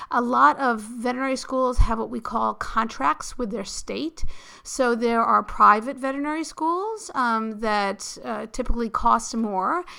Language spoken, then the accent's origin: English; New York City, New York, United States; I grew up in New York City